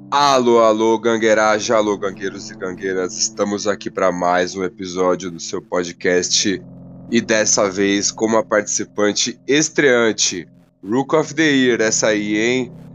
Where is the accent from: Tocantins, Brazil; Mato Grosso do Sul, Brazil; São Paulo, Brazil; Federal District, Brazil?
São Paulo, Brazil; sou de São Paulo